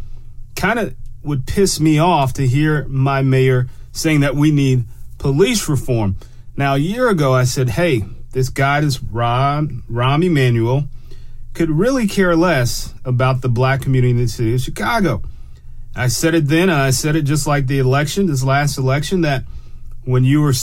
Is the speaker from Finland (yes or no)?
no; Germany; born there; I can't go to Germany, even though I have a birth certificate that says I was born in Germany.